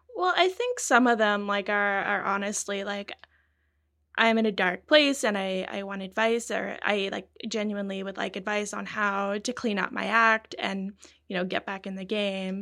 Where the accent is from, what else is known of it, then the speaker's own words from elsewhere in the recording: British Columbia, Canada; From BC